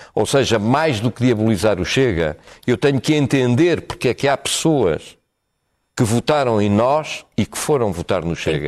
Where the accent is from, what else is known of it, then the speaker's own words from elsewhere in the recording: Portugal; o país onde nasci